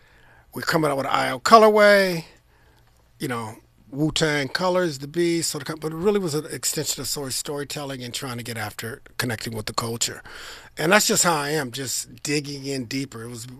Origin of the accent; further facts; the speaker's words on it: Trenton, New Jersey, United States; born there; And I was born in Trenton, which is adjacent city.